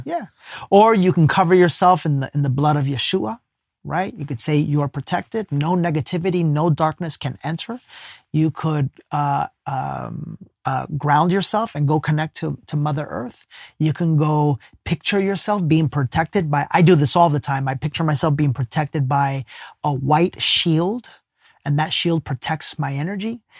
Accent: Ecuador; we're both from Ecuador

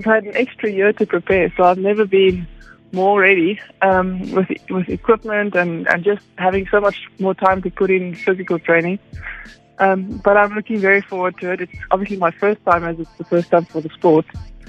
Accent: Western Cape, South Africa; I had a wetsuit first because I grew up in the Western Cape.

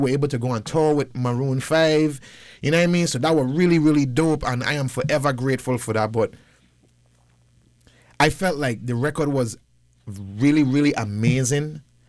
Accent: U.S. Virgin Islands; give people the nostalgia of growing up in the Virgin Islands. Those Virgin Islanders have moved to the States now

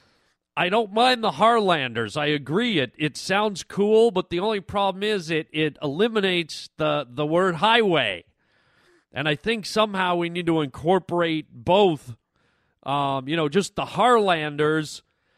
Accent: Canada; I was born in Canada

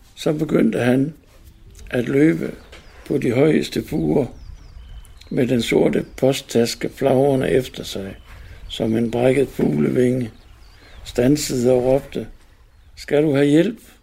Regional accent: Mors, North Denmark Region, Denmark; Jeg voksede op over på Mors

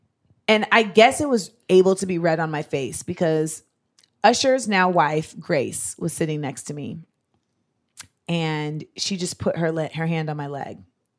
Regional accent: Grenada; moved away; I'm from Grenada.

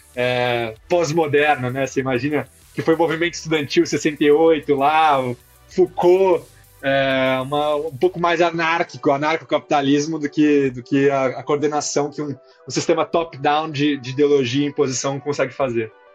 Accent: São Paulo, Brazil; moved away as an adult; now in Ceará, Brazil; eu também sou paulista, sou paulistano, nascido criado

